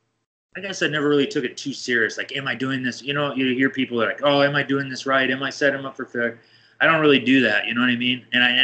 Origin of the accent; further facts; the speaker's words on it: Iowa, United States; so I'm from Iowa, the Midwest, right?